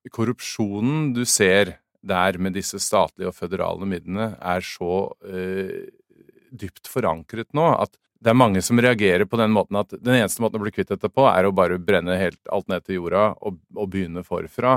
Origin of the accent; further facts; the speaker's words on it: Norway; moved away as an adult; also born or lived in Drammen; now in United States; jeg vokste opp i Norge